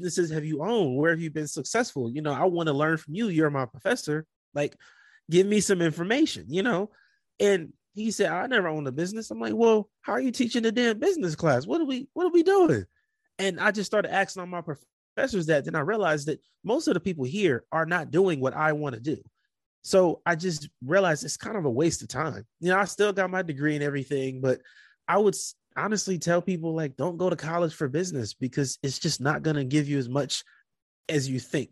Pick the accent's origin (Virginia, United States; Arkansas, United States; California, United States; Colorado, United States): California, United States; Compton; moved away as an adult; also born or lived in Portland; I'm from Compton, California. I did not want to go back to that life